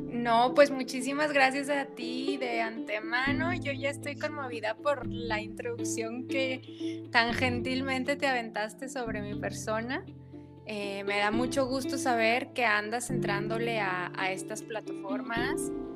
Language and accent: Spanish; Torreón, Coahuila, Mexico; soy oriunda de Torreón, Coahuila